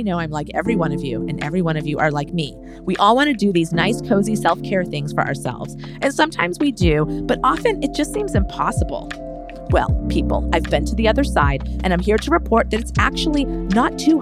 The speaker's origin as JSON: {"language": "English", "region": "Massachusetts", "country": "United States", "moved": "yes", "said": "we're both from Massachusetts. Mm-hmm. We both escaped the Boston area"}